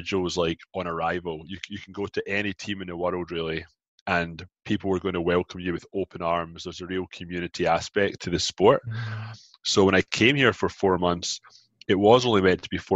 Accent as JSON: {"language": "English", "region": "Scotland", "country": "United Kingdom", "tie": "born or raised there", "also_born_or_lived": "Glasgow", "moved": "as an adult", "lives_now": "Toronto, Canada", "said": "I grew up in Scotland. I moved from Glasgow to Canada, Toronto, Ontario, about 13 years ago"}